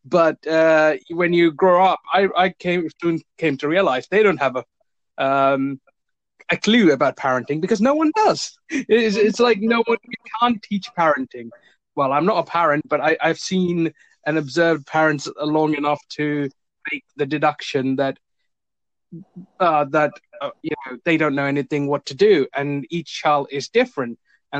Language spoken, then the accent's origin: English; India; now in United Kingdom; because I'm an immigrant. I immigrated to the UK. I was originally from India.